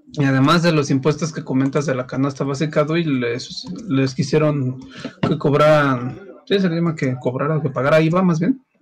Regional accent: Mexico; como buen mexicano que soy

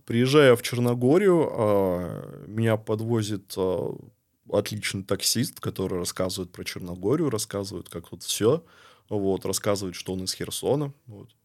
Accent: Barnaul, Altai Krai, Russia; moved away as an adult; also born or lived in Saint Petersburg; now in Montenegro; я рос в Барнауле, я реально люблю Барнаул

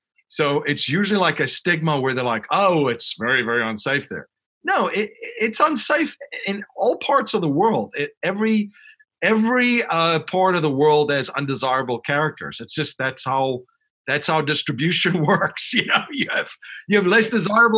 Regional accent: Western Cape, South Africa; moved away as an adult; also born or lived in Chicago, United States; now in near Philadelphia, United States; I grew up in South Africa and I've lived in the United States almost as long as I lived in South Africa.

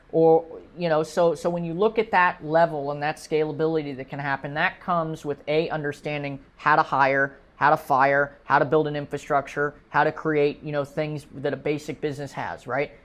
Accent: United States; as an American

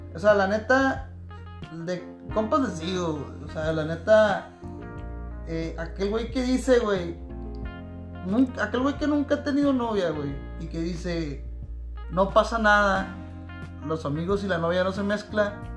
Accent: Tijuana, Baja California, Mexico; soy nacido en Tijuana, registrado aquí

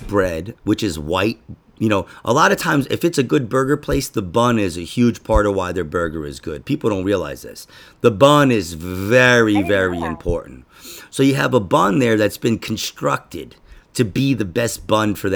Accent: New York City, New York, United States; I grew up in Queens.

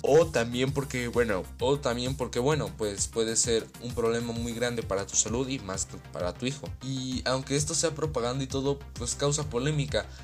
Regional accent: State of Mexico, Mexico; soy del Estado de México

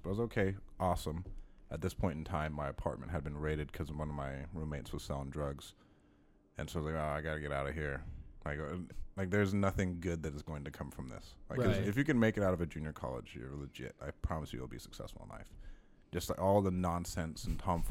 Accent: Bluffdale, Utah, United States; I'm from Bluffdale, Utah. It was a really, really small town, like a stoplight. And I grew up there in the high school

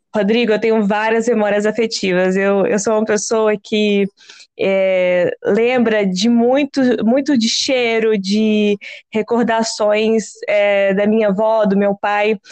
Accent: Minas Gerais, Brazil; eu sou mineira

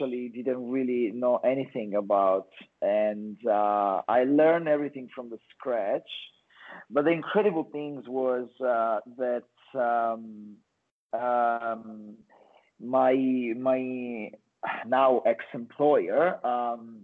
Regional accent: Calabria, Italy; English is a second language; moved away as an adult; now in Australia; I'm actually from Italy, from the south, from a little town in Calabria.

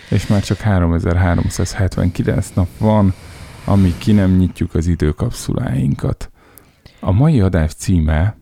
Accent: Szeged, Csongrád-Csanád, Hungary; now in Budapest, Hungary; Szegeden nőttem föl

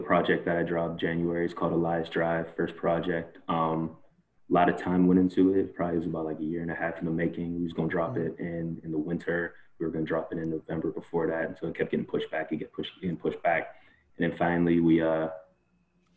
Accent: Pittsburgh, Pennsylvania, United States; I was born and raised in Penn Hills, Pittsburgh

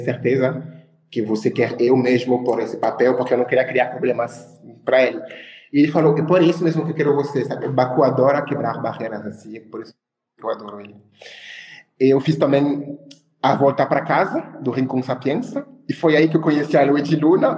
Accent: Créteil, Île-de-France, France; Portuguese is a second language; moved away as an adult; also born or lived in Ivory Coast; now in Brazil; no bairro onde eu nasci e cresci, assim, em Créteil, que é na França, que é um bairro de Paris

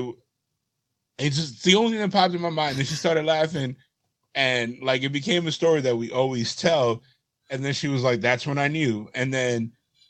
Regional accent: New York, United States; I was from New York

